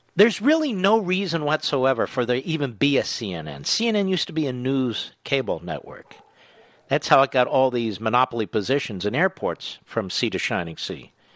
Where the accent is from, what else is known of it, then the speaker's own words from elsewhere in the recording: Philadelphia, Pennsylvania, United States; Philadelphia, Pennsylvania, my hometown